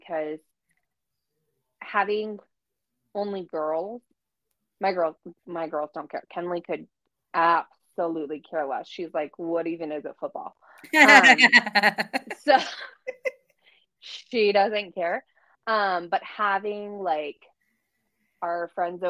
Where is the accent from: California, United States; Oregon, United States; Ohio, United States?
California, United States; I'm from California